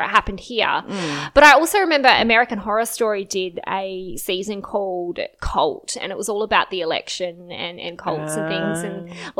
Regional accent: Australia; accent: Australian; I also have an Australian accent

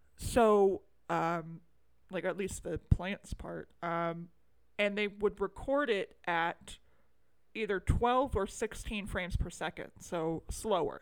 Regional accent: United States; I'm American

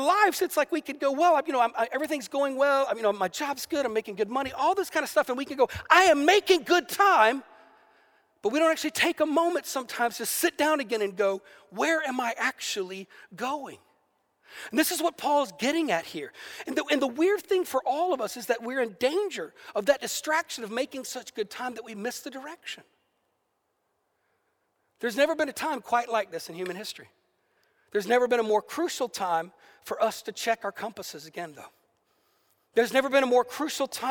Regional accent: the South, United States; I grew up in the South in America

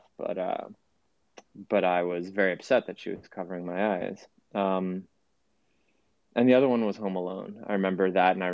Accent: Washington, District of Columbia, United States; also born or lived in Lithuania; I was born in DC. I was born in the States. Both of my parents came to the US in their 20s.

